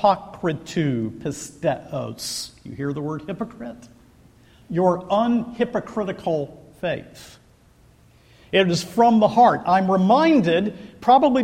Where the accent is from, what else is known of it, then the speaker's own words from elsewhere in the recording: Scotland, United Kingdom; I'm a Scot.